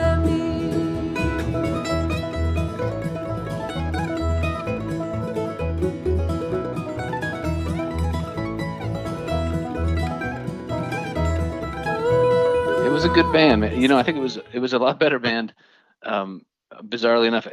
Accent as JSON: {"language": "English", "region": "Minnesota", "country": "United States", "tie": "born or raised there", "said": "I'm from Minnesota"}